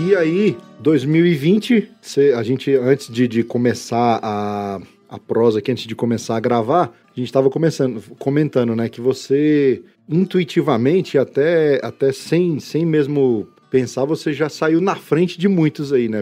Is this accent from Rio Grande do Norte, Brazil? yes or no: no; Brasília, Federal District, Brazil; eu não sou de Minas, sou de Brasília, mas minha família por parte de mãe é de Minas